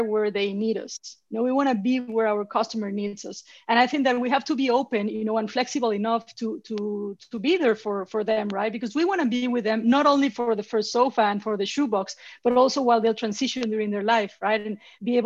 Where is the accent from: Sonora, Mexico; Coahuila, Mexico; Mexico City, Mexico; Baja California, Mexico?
Mexico City, Mexico; English is a second language; moved away as an adult; now in New York, United States; I'm Mexican. You know, I was born and raised in Mexico City